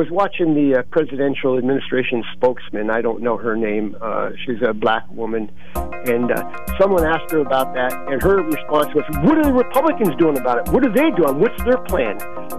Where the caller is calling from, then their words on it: Bloomsburg, Pennsylvania, United States; Yeah, hey … from Bloomsburg